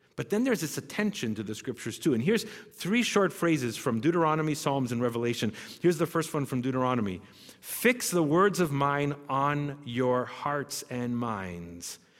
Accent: Canada; we're Canadian

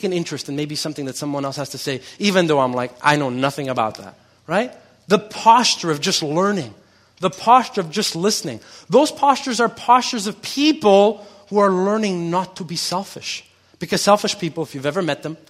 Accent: Montreal, Quebec, Canada; I grew up here in Quebec and I grew up in Montreal, so I know a lot about this culture

